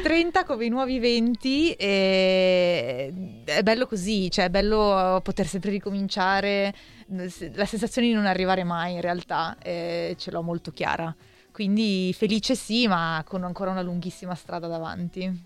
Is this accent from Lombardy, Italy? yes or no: yes; Milan, Lombardy, Italy